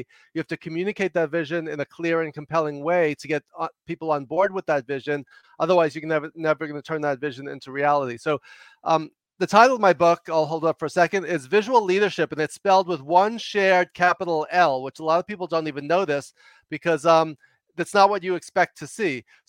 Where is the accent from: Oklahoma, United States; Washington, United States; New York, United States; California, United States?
New York, United States; now in Los Angeles, United States; I talk fast and loud because I'm from New York, but I'm an extreme introvert.